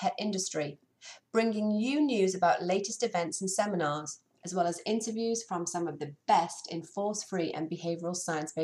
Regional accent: Cheshire, North West England, United Kingdom; Well, I was raised in Cheshire

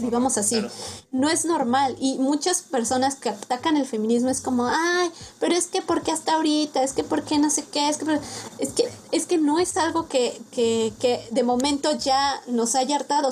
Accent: Mexico; also born or lived in Sweden; Como buenos mexicanos

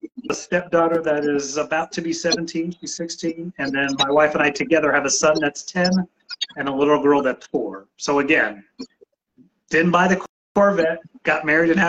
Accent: San Antonio, Texas, United States; now in Houston, United States; I was a military brat before. So before second grade, I went to about 10 different elementary schools, lived in about 8 different cities. But when I was 8 years old, we settled in San Antonio, Texas.

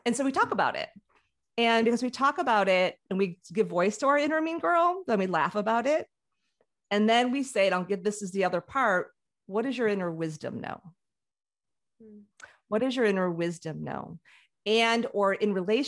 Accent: Chicago, Illinois, United States; I grew up in Chicago

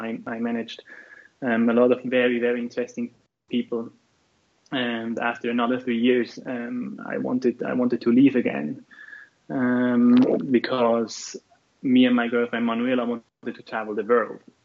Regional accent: Switzerland; I'm from Switzerland

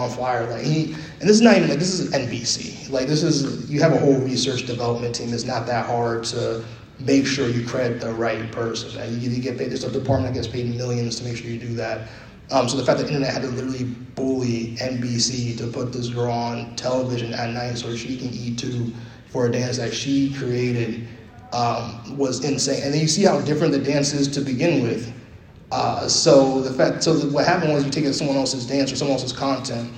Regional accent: New York City, New York, United States; I'm from New York City

